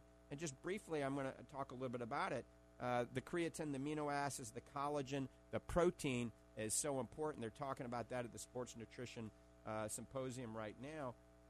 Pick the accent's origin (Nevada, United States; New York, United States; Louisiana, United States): Louisiana, United States; New Orleans; accent: Cajun; I actually like Arkansas. I grew up in New Orleans. That's why everybody calls me a coon ass, you know. Oh. I don't have my my Cajun accent anymore.